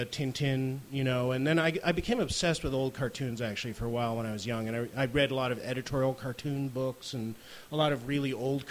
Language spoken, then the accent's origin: English; Connecticut, United States; now in Brooklyn, United States; I grew up in Connecticut